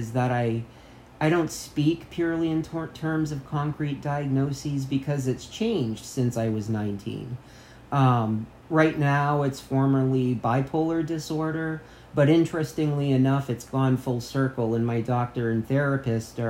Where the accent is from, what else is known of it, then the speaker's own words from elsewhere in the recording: United States; I grew up on the Canadian border. We used to drink in Canada